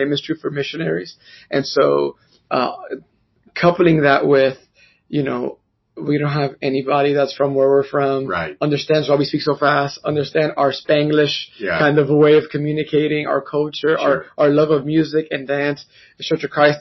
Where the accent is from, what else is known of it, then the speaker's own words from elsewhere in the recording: New York City, New York, United States; moved away as an adult; now in North Richland Hills, United States; I'm from New York City. I'm from Washington Heights, actually, specifically. And I'm Dominican, very, very proud to be